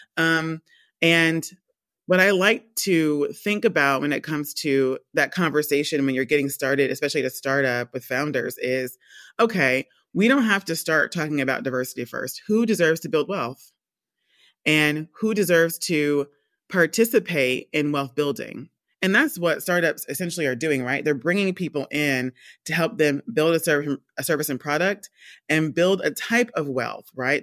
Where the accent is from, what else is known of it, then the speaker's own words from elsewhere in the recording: Georgia, United States; moved away as an adult; also born or lived in Rhode Island / London; I'm from the States. I was born and raised in Georgia.